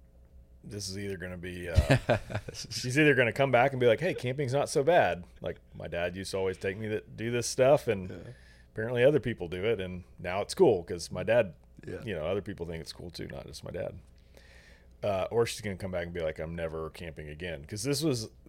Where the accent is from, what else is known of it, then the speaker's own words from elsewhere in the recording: Houston, Texas, United States; now in New Braunfels, United States; we're from Houston